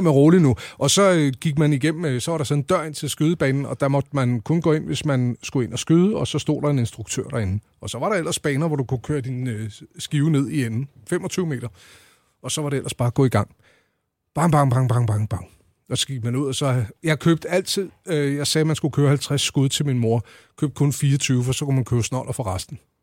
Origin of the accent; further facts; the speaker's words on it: Lejre, Zealand, Denmark; lejre, hvor jeg voksede op